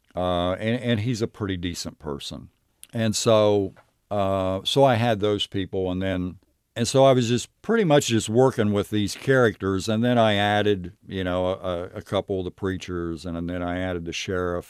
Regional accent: Knockemstiff, Ohio, United States; I grew up in Knock 'Em Stiff. It wasn't actually a city. It was more a, uh, maybe a, a very small village.

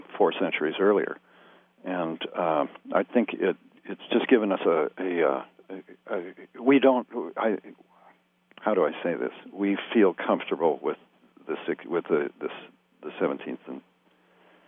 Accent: Fresno, California, United States; I grew up in Fresno, California

